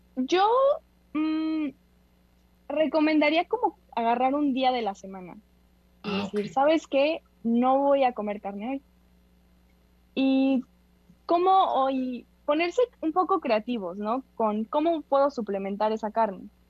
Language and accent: Spanish; Mexico; como somos mexicanos